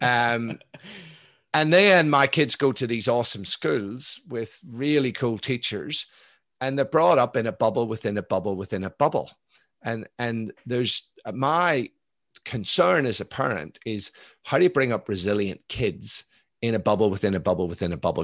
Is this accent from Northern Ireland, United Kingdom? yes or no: yes; Belfast, Northern Ireland, United Kingdom; moved away; I grew up in Belfast in the nineteen seventies.